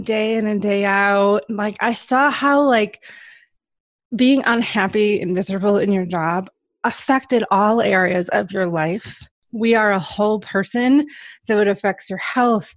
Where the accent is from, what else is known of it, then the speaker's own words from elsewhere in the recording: Michigan, United States; I grew up in Michigan. So I've lived in Michigan my whole life